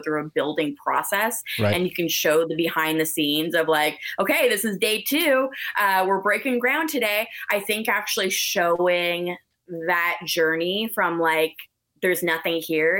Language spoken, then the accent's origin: English; Canada; I'm so Canadian